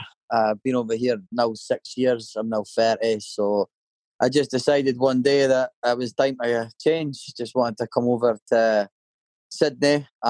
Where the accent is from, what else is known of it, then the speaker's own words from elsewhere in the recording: Scotland, United Kingdom; moved away as an adult; also born or lived in Dundee; now in Penrith, Australia; I call myself a Scozzy because I'm a Scottish lad and I'm down under.